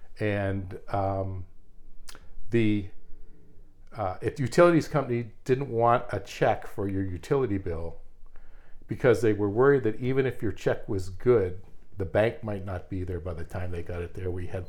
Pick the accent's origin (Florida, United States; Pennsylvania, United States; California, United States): Pennsylvania, United States; moved away as an adult; also born or lived in Minneapolis, Minnesota / Oklahoma City, Oklahoma; now in Burnsville, United States; we're originally from Pennsylvania, and we were moved around a little bit in the earlier part of my career, and then we wound up here.